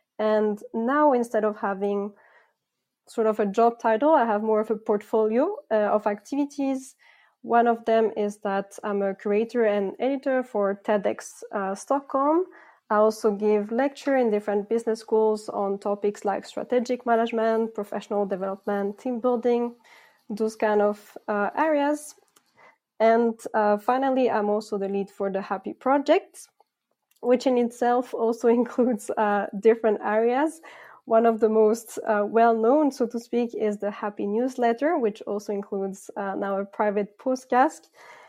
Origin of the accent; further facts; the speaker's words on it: Philippines; also born or lived in France / Greece / Canada / United States; I'm originally from France, but actually I grew up in the Philippines and Greece, and then I lived and worked in Canada, the United States, and Sweden as well.